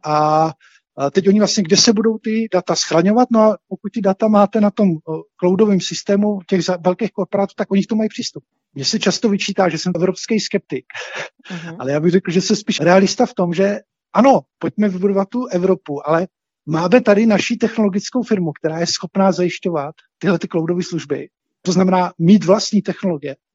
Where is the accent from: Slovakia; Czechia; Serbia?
Czechia; my Češi